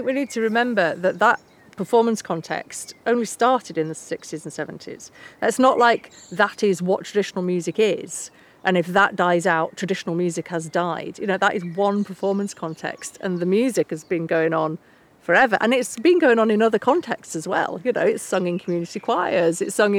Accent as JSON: {"language": "English", "region": "England", "country": "United Kingdom", "said": "But it's so hard to be proud of where you're from, especially with England and the whole colonialist narratives around it."}